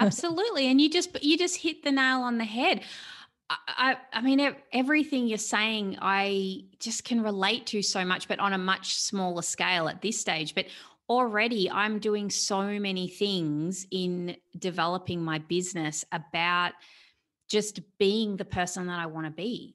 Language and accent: English; Australia; I'm an Australian, I'm here in Australia.